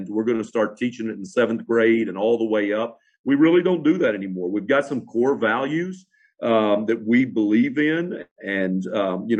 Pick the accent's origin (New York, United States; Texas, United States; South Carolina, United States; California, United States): Texas, United States; Fort Worth; I'm from Fort Worth, Dallas area